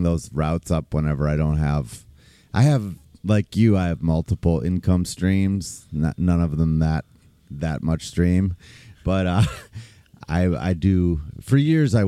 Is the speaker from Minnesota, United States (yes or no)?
yes; St. Louis Park, Minnesota, United States; also born or lived in Austin; I grew up in St. Louis Park